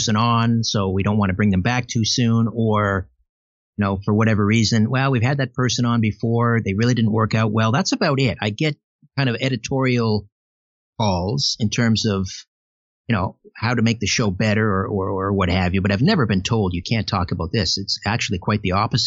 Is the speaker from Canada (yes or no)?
yes; Canada; I'm a Canadian